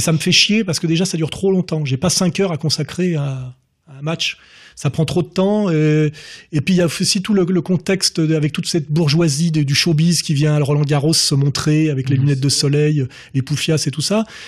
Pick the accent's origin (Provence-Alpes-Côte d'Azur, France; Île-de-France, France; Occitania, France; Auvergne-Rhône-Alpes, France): Île-de-France, France; Meudon; quand j'étais gamin J'étais à Meudon-la-Forêt, là, euh, donc euh, dans une cité euh, dortoir ouvrière